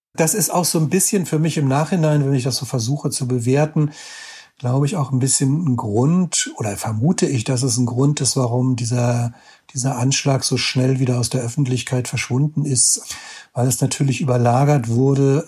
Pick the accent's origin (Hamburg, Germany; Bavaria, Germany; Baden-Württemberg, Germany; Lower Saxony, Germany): Hamburg, Germany; Ich bin Hamburger